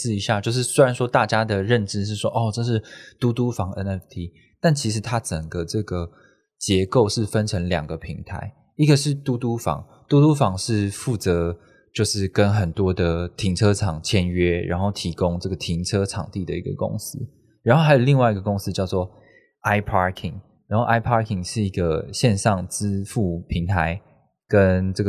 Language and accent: Chinese; Taipei, Taiwan; 我是看我是台北，我是台北人，然后我看到台北这么多的站点